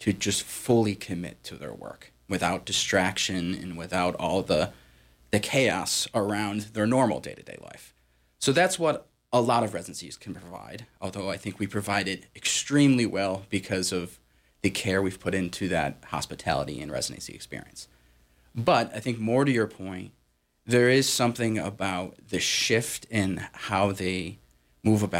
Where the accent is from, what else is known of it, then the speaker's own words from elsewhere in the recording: Massachusetts, United States; moved away as an adult; also born or lived in upstate New York; I grew up in Massachusetts